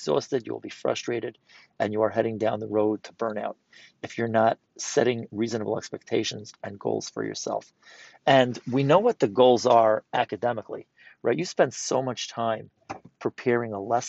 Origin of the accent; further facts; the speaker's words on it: New York City, New York, United States; I'm from New York City